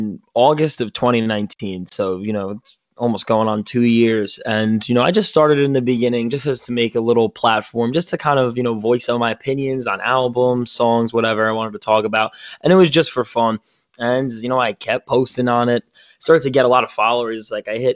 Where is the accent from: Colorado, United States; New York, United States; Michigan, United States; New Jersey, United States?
New York, United States; Yonkers; I'm from New York. I'm in like the Yonkers area.